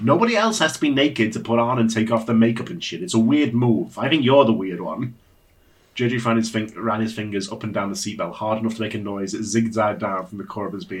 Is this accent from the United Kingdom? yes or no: yes; United Kingdom; I'm a British.